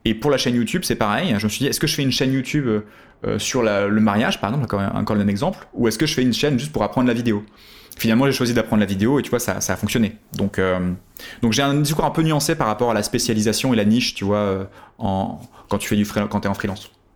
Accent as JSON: {"language": "French", "country": "France", "said": "on était quelques Français à l'époque dans cette formation"}